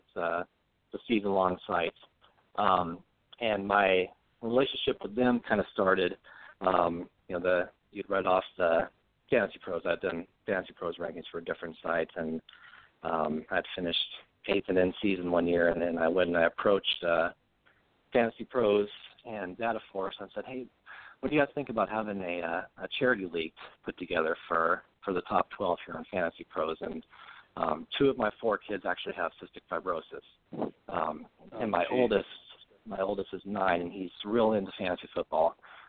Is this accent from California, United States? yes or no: yes; San Diego, California, United States; now in St. Louis, United States; I'm originally from San Diego